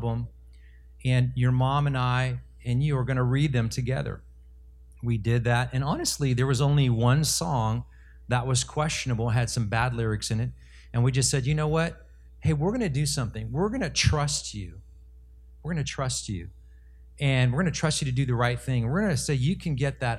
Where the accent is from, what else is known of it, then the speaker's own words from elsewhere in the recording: Los Angeles, California, United States; moved away as an adult; I grew up in Los Angeles, and I was part of LA Unified School District